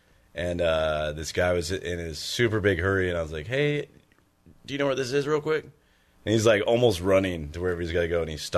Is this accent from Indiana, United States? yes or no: no; Tacoma, Washington, United States; I'm also from Tacoma